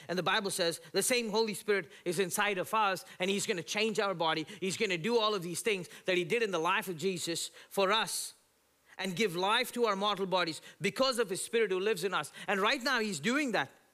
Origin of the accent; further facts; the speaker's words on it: India; now in United States; growing up in India